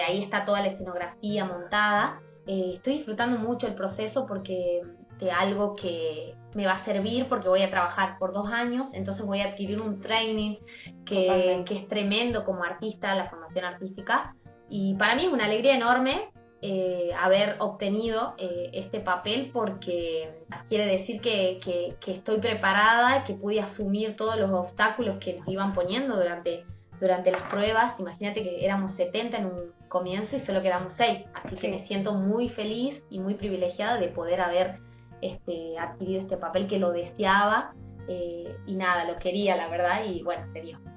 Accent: Tucumán, Argentina; nuestra provincia

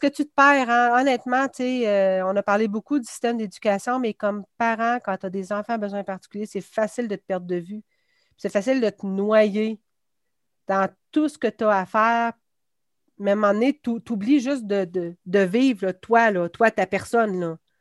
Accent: Quebec City, Quebec, Canada; je viens de Beauport. Ben, anciennement, c'était Beauport, maintenant, c'est Québec. Donc, j'ai fait euh, mon primaire à Marie-Renoir, puis j'ai fait mon secondaire à Samuel de Champlain

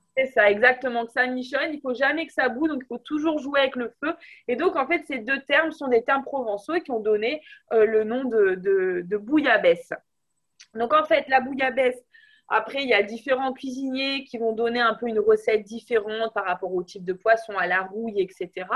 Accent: France; on est des Français

